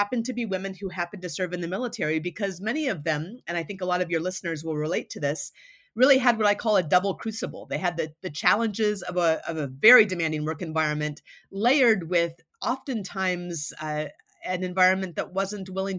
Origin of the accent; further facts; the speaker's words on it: Anchorage, Alaska, United States; moved away as an adult; I had gone to Duke from my hometown of Anchorage, Alaska